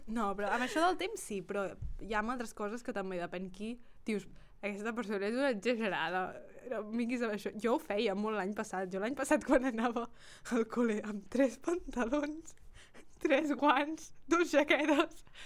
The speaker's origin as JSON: {"language": "Catalan", "town": "Girona", "region": "Catalonia", "country": "Spain", "said": "som de Girona i la gent de Girona"}